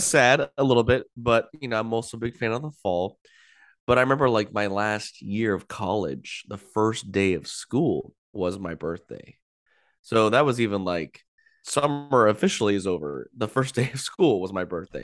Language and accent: English; California, United States; growing up in California, I lived most of my life and still do, thirty minutes to an hour drive to Disneyland